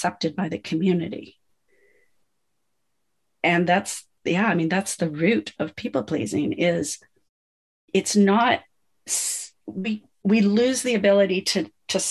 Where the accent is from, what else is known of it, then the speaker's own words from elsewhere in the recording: United States; I come from the States.